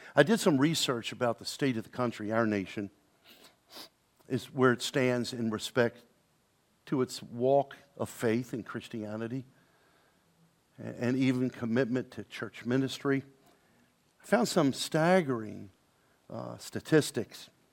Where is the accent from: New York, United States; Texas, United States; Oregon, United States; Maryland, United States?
Maryland, United States; Baltimore; moved away; went to Baltimore, saw my, went to my hometown, born and raised there